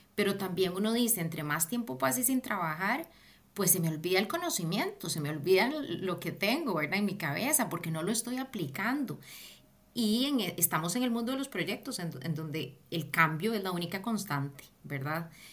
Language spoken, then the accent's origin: Spanish; Costa Rica; moved away as an adult; also born or lived in Mexico / Peru / Barcelona; now in London, United Kingdom; El primer país que cuando salí de Costa Rica fue México